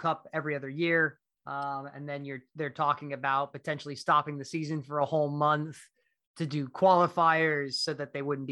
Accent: United States; obviously I'm American, but I've got this affinity for England

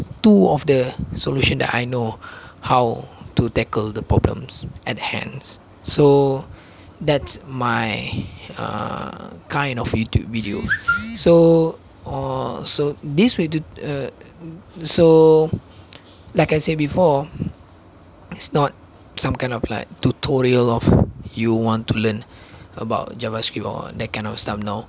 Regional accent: Malaysia; first language Malay; English is a second language; I'm a Malaysian myself. I speak Malay instead of English, so I speak Malay all the time. English is just my secondary language

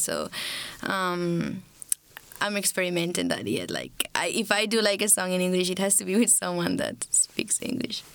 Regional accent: Bolivia; I'm from Bolivia

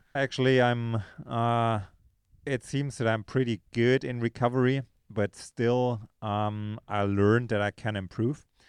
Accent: Munich, Bavaria, Germany; moved away as an adult; now in Girona, Spain; originally from, uh, from Munich, Germany, uh, now spending most of my time, um, in, uh, Girona, Spain.

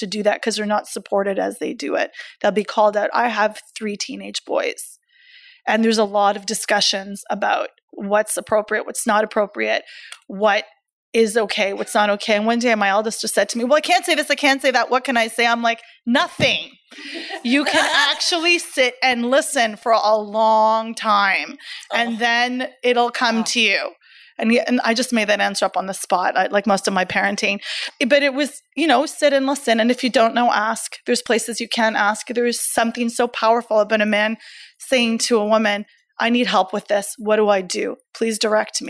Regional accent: Canada; I am Canadian

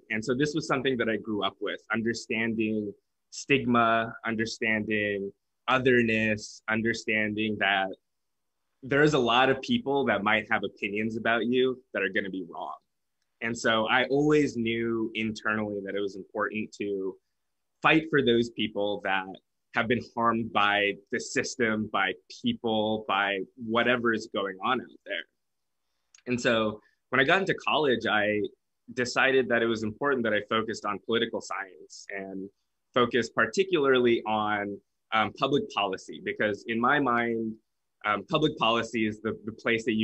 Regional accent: Fresno, California, United States; I was born and raised in Fresno, California, raised in a mixed household

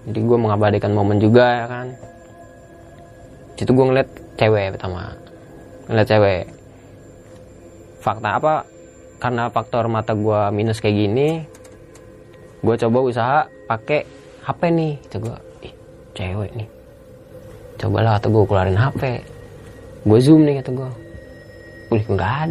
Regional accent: Jakarta, Indonesia; kan gue dari Jakarta kan dua orang

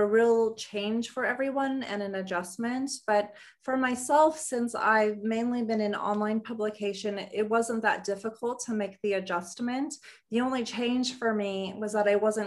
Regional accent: Los Angeles, California, United States; I grew up in Los Angeles

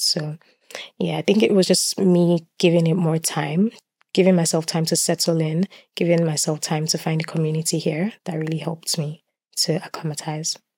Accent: Lagos, Nigeria; moved away as an adult; now in Swansea, United Kingdom; I was born in Lagos. I was brought up in Lagos

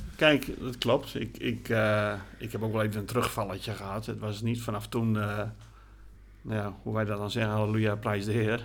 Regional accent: Groningen, Netherlands; also born or lived in Gorredijk, Friesland; toen zijn we verhuisd naar de stad Groningen. En daar ben ik eigenlijk opgegroeid

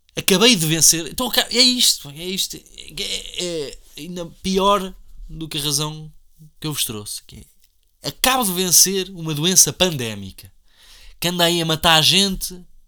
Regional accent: Portugal; somos portugueses ou não somos portugueses

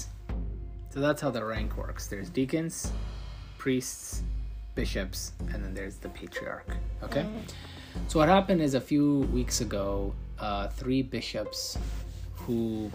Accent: Ethiopia

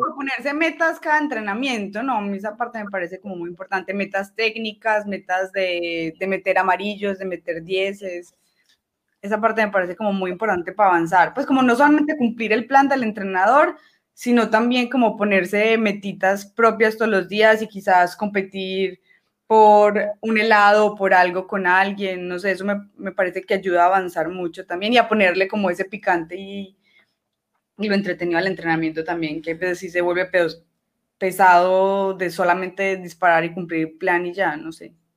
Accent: Medellín, Antioquia, Colombia; Yo soy de Medellín, que el departamento es Antioquia

